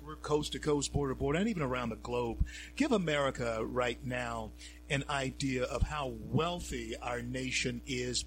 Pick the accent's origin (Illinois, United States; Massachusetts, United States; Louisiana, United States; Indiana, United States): Louisiana, United States; my home state, the great state of Louisiana